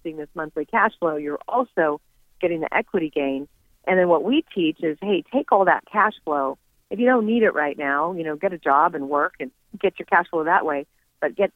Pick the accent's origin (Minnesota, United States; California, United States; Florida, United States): California, United States; Having been born and raised in California